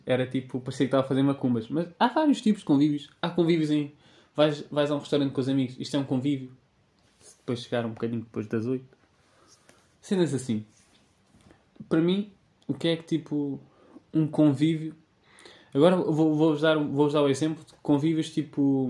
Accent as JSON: {"language": "Portuguese", "town": "Sintra", "region": "Lisbon", "country": "Portugal", "said": "eu que sou um tipo de Sintra."}